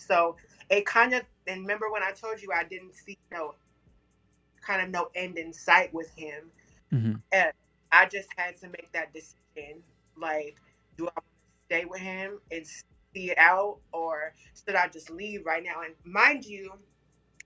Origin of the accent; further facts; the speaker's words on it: Sacramento, California, United States; I'm from Sacramento